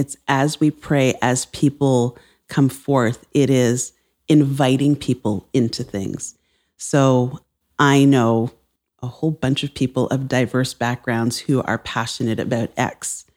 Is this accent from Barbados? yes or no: yes; Barbados; now in Toronto, Canada; I'm from Barbados